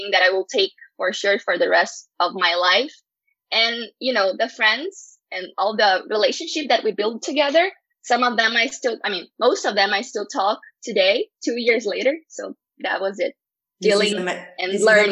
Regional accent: Porto Alegre, Rio Grande do Sul, Brazil; first language Portuguese; English is a second language; my city, in my hometown, in Porto Alegre, in Brazil

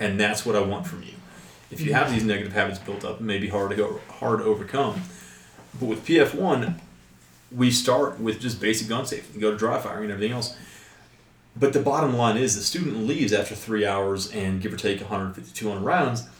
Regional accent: West Kentucky, United States; I grew up in West Kentucky.

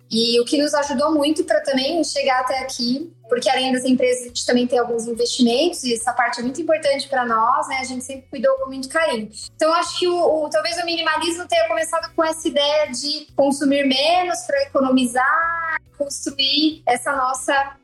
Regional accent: ABC Paulista, São Paulo, Brazil; moved away as an adult; also born or lived in Curitiba; nós dois, na verdade, morávamos em Curitiba, mas não nascemos lá, né? Somos do ABC Paulista.

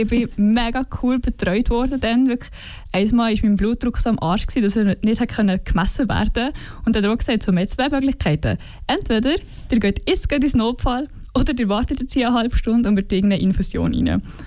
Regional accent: Fiesch, Valais, Switzerland; accent: Walliser Deutsch; moved away as an adult; now in Bern, Switzerland; ich bin in Wallis aufgewachsen, also bin im Kindergarten, wo Fisch bezügelt und dort ich meine ganze Schulzeit verbracht

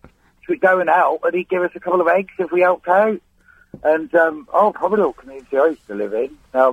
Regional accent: Cornwall, South West England, United Kingdom; now in Greenford, United Kingdom; I'm Cornish.

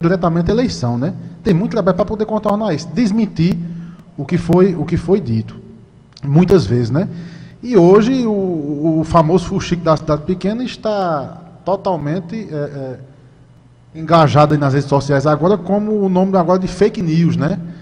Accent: Vieirópolis, Paraíba, Brazil; Eu sou de Vieirópolis, aqui uma cidade pertinho, uma cidade pequena

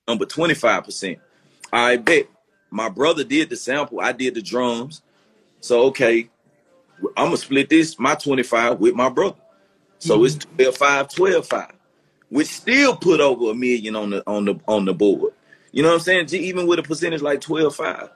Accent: Memphis, Tennessee, United States; I came from South Memphis. So I grew up playing clarinet, but I'm still in the streets of Memphis

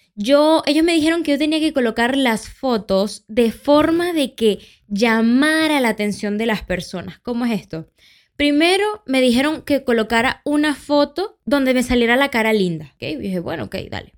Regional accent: Valencia, Carabobo, Venezuela; yo, de Mañongo

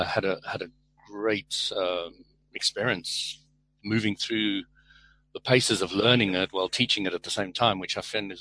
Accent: South Africa; now in London, United Kingdom; In UK, and I'm a South African.

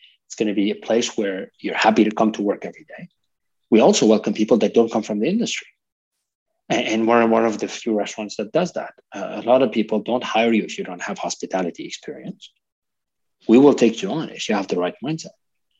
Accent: Lebanon; also born or lived in Canada; I'm a multicultural person myself. I'm Lebanese Canadian. I lived in multiple countries

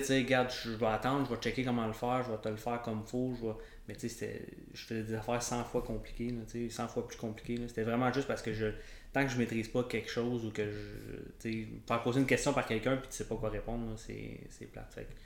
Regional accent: Rivière-Rouge, Quebec, Canada; moi, je viens du, coin de Rivière-Rouge, Tremblant

